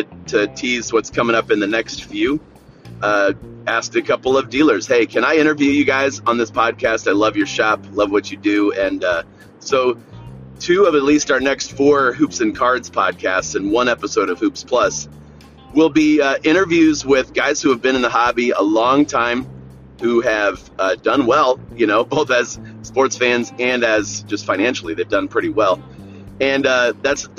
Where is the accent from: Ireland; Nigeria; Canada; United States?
United States; Northeast Ohio; my hometown here in Northeast Ohio